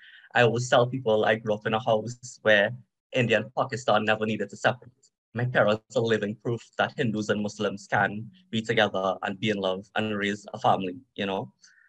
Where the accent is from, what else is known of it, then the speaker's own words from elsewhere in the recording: Trinidad & Tobago; So I was born in Trinidad and Tobago. I'm of East Indian descent. So just like a little bit of history, when people look at me, they think I'm from India, but I'm not, right? I'm Indo-Trinidadian. So I think I'm third or fourth generation Indo-Trinidadian.